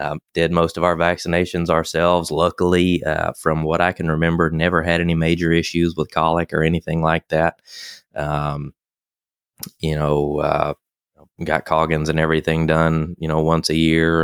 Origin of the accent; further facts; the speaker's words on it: Beach Island, South Carolina, United States; moved away as an adult; also born or lived in Alabama / Mississippi / Texas; I'm originally from, uh, a very small town in South Carolina called Beach Island